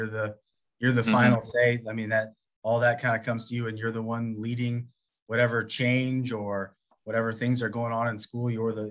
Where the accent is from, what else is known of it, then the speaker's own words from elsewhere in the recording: O'Fallon, Missouri, United States; also born or lived in North County, St. Louis, Missouri; I grew up in O'Fallon. I was born in North County, but we moved out here when I was in second grade.